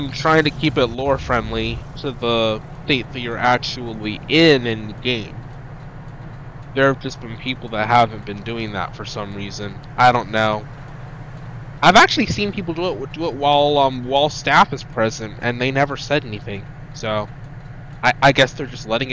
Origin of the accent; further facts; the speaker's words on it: North Carolina, United States; I'm from North Carolina, so we have troops here